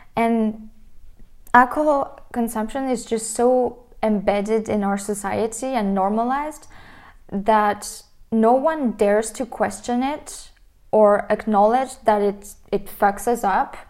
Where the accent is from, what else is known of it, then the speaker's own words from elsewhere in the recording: France; I was raised in France